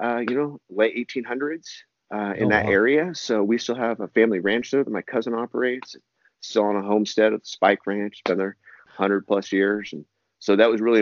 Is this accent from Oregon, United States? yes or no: yes; Eugene, Oregon, United States; also born or lived in Harrisburg, Oregon; I grew up in, Pleasant Hill, Eugene, Oregon, Springfield area and here in Oregon